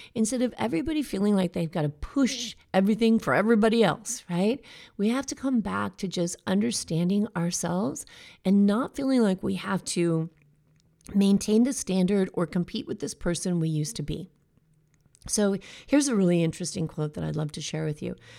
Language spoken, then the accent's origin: English; United States; here in America